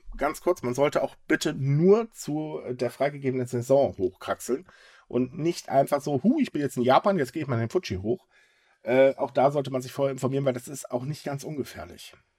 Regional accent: Germany; bei uns in Deutschland

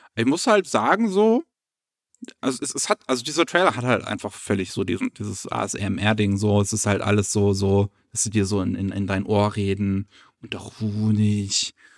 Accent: Germany; als äh, Deutsche

